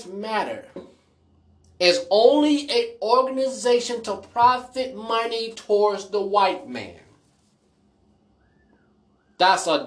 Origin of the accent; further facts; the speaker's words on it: United States; I was born in America